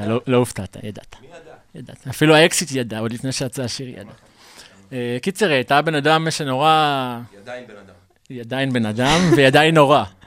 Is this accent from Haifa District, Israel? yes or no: no; Mishmar HaSharon, Central District, Israel; אני נולדתי בקיבוץ משמר השרון, שזה בעמק חפר